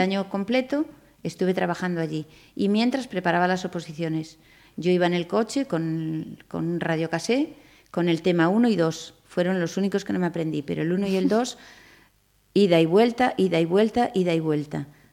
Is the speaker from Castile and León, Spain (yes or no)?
no; Pontevedra, Galicia, Spain; also born or lived in Madrid; me quería venir para Pontevedra porque era mi tierra